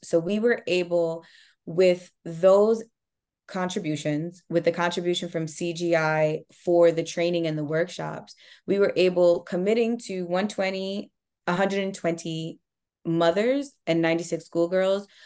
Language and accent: English; Rockland County, New York, United States; also born or lived in Brooklyn, New York / Miami, Florida / Haiti (family origin); So, I am from Rockland County, New York. I'm a Rockland County native.